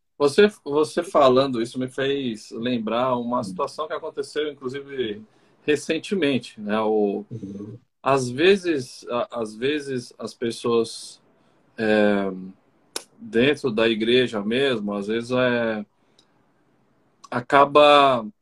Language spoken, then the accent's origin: Portuguese; Brazil; now in Argentina; Eu sou brasileiro, mas estou em outro uhum. lugar